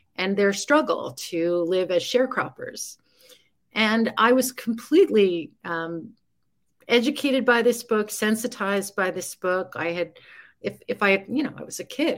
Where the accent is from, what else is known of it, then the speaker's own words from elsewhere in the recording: New York City, New York, United States; I grew up in New York City